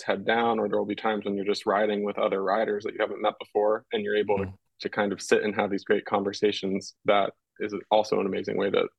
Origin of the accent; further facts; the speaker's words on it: United States; as an American